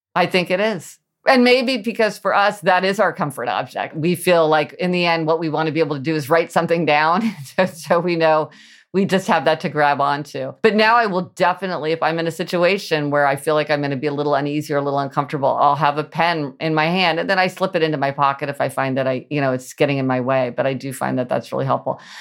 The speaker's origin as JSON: {"language": "English", "region": "Midwest", "country": "United States", "tie": "born or raised there", "said": "I grew up in the Midwest"}